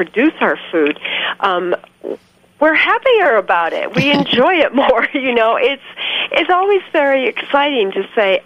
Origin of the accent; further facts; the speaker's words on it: California, United States; now in New Mexico, United States; I grew up in California